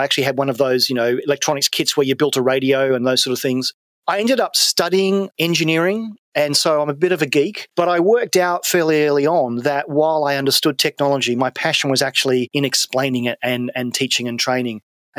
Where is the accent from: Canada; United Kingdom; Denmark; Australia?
Australia; Adelaide, South Australia; moved away; I'm from Adelaide